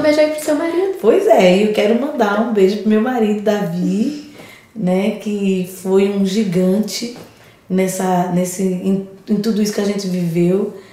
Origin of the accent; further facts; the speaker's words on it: Alagoas, Brazil; now in São Paulo, Brazil; eu sou alagoana